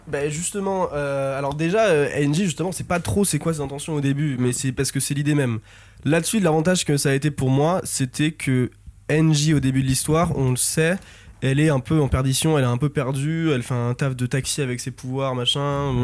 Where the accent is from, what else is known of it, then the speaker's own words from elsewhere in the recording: France; on est français